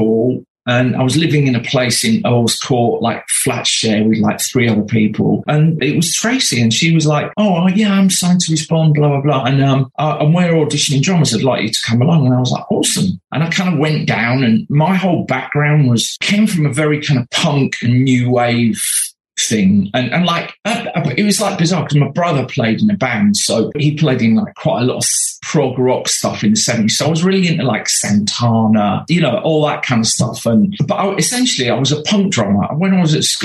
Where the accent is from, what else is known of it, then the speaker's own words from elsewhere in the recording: Bradford, Yorkshire and the Humber, United Kingdom; I ended up growing up in Bradford